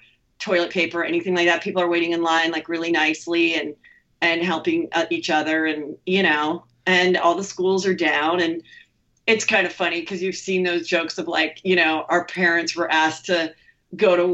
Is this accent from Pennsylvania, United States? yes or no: no; the Valley, California, United States; I grew up here. I bought the house next to my parents.